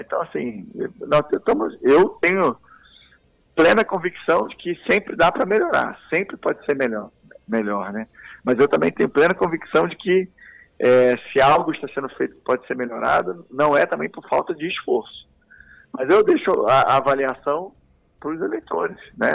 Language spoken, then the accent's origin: Portuguese; Rio de Janeiro, Brazil; accent: meio carioca; moved away as an adult; also born or lived in Salvador, Bahia; now in Goiás, Brazil; Então eu fui criado no Rio de Janeiro, infância, adolescência, início da idade adulta, foi tudo ali no Rio